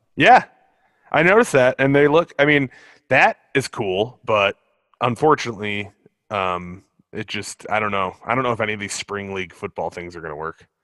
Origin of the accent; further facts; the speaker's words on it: Illinois, United States; my home state of Illinois